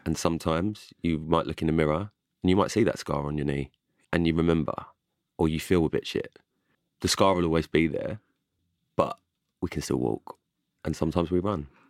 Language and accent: English; London, United Kingdom; I'm from, I'm from London